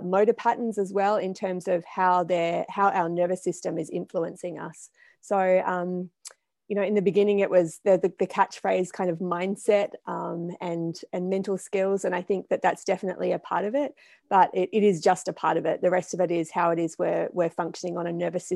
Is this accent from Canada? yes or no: no; Blue Mountains, New South Wales, Australia; moved away; I'm from Australia originally, and I was born in the Blue Mountains